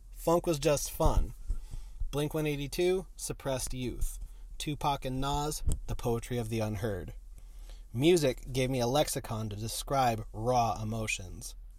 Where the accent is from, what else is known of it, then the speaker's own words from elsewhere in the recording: San Diego, California, United States; I grew up in San Diego